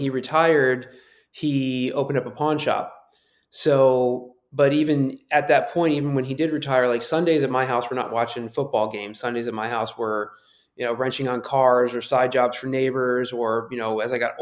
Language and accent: English; Tampa, Florida, United States; also born or lived in New York; I'm from New York. I grew up in Tampa